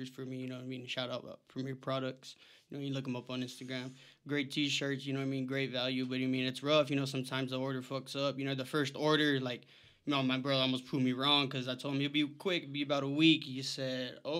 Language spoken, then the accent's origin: English; Tucson, Arizona, United States; we were both born and raised in Tucson, Arizona.